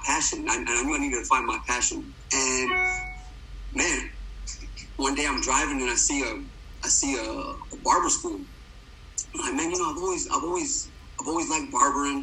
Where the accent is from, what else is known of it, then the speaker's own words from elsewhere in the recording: Dallas, Texas, United States; I grew up born and raised in Dallas, Texas.